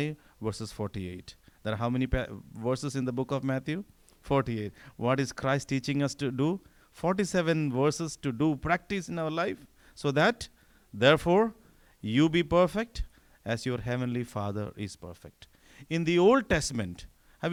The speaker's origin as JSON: {"language": "English", "region": "northern India", "country": "India", "tie": "born or raised there", "second_language": "English", "moved": "as an adult", "lives_now": "United States", "said": "I grew up in the north of India, but my parents were from the south"}